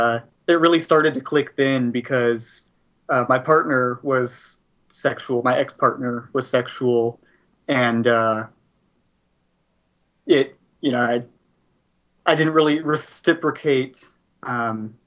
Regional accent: Dallas, Texas, United States; I'm from Dallas, Texas

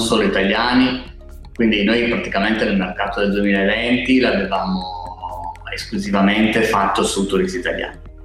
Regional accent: Alba, Piedmont, Italy; siamo cinque soci, siamo di Alba

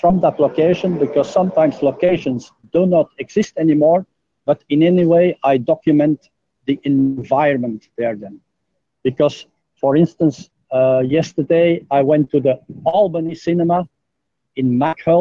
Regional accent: Belgium; now in Jakarta, Indonesia; From Belgium.

